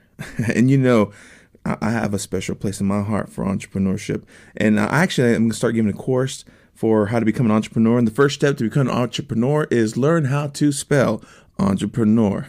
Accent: Texas, United States; moved away as an adult; now in Nashville, United States; I am a Texicano. I'm from Texas originally

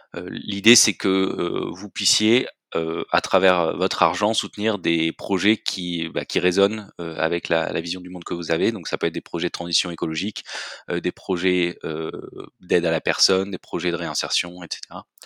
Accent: Marseille, Provence-Alpes-Côte d'Azur, France; also born or lived in Belgium; je suis originaire de Marseille

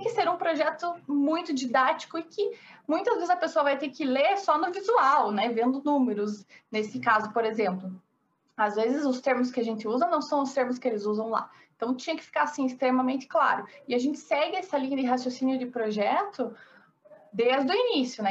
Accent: interior of Paraná, Brazil; accent: interior; moved away as an adult; also born or lived in Curitiba; now in São Paulo, Brazil; Moro em São Paulo, mas eu sou do interior do Paraná.

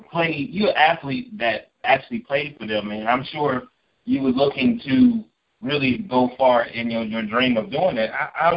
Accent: Akron, Ohio, United States; because I'm from Akron, Ohio

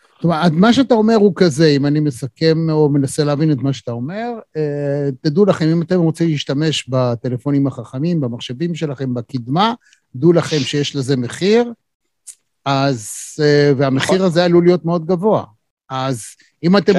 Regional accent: Israel; אנחנו כישראלים

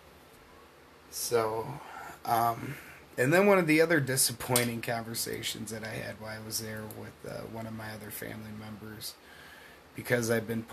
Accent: Michigan, United States; where I come from a really beautiful part of the state of Michigan

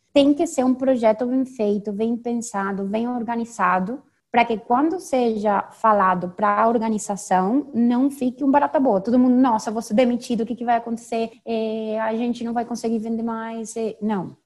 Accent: Venezuela; accent: venezuelana; first language Spanish; Portuguese is a second language; moved away as an adult; also born or lived in Spain / Peru / Panama / São Paulo, Brazil; Eu sou venezuelana, sou engenheira

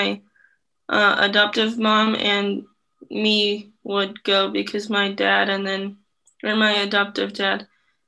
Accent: Iowa City, Iowa, United States; also born or lived in Vietnam; I've lived here all my life, I guess after I was adopted

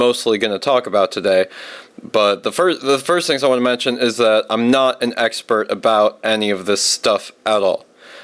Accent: Virginia, United States; I'm from Virginia, from a military family

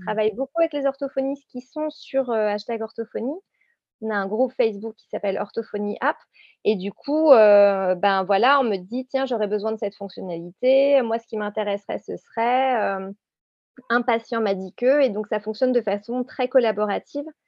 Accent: Réunion; je viens de la Réunion

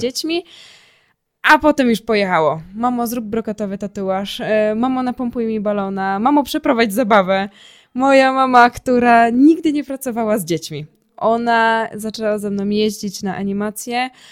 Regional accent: Ruda Śląska, Silesian Voivodeship, Poland; also born or lived in Sosnowiec; Ja jestem z Rudy Śląskiej i tutaj e, później całą działalność przeniosłam do Sosnowca

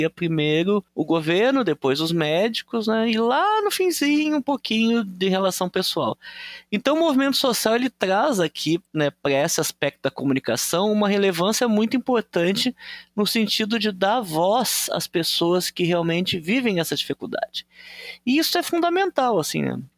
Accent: Rio Grande do Sul, Brazil; Então, eu sou do Rio Grande do Sul, né?

